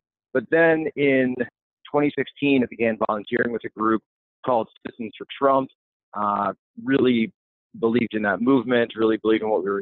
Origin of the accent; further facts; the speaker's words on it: Philadelphia, Pennsylvania, United States; I'm originally from the Philadelphia area. Grew up there